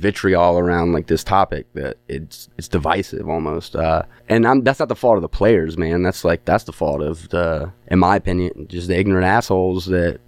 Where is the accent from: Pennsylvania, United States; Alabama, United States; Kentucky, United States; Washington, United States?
Alabama, United States; now in Pittsburgh, United States; I'm not from here originally. I'm from Alabama.